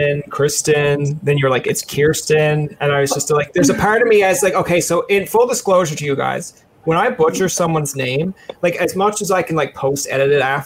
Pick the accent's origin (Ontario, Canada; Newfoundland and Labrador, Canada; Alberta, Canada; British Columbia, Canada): Newfoundland and Labrador, Canada; my first year at Carleton, being a Newfoundlander